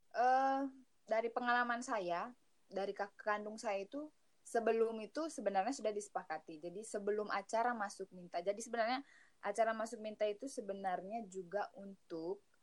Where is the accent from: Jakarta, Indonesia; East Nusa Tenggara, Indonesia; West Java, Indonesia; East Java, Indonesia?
East Nusa Tenggara, Indonesia; Manggarai, Flores; moved away as an adult; now in Bandung, Indonesia; Asal dari Manggarai, di Pulau Flores, Provinsi Nusa Tenggara Timur